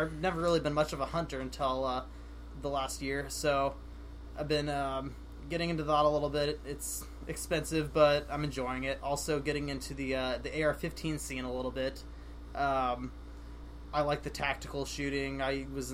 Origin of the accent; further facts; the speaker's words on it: Jefferson City, Missouri, United States; I'm from Jefferson City, Missouri. I've lived there almost all my life